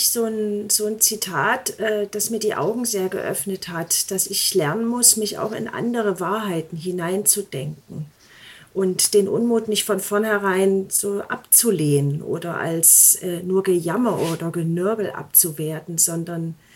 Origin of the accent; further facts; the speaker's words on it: Eisenach, Thuringia, Germany; moved away as an adult; also born or lived in Leipzig / Elbe-Elster-Kreis; ich bin ja in Eisenach groß geworden, sehr behütet und habe dann in Leipzig studiert und ja, aus diesen städtisch-bürgerlichen Milieus bin ich dann in diese strukturschwache ländliche Region gezogen